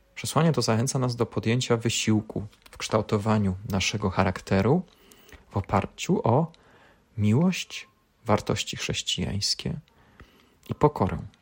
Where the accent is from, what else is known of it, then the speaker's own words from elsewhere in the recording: Poland; urodziliśmy się w Polsce, w tym kraju